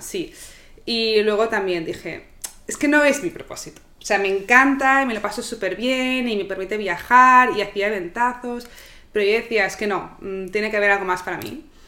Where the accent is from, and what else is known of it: Barcelona, Catalonia, Spain; moved away